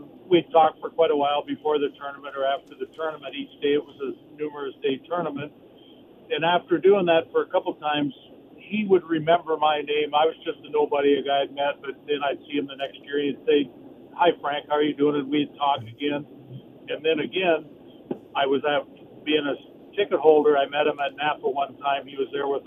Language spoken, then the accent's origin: English; Canada; now in Lodi, United States; when I grew up in Canada, but now I live here in the Valley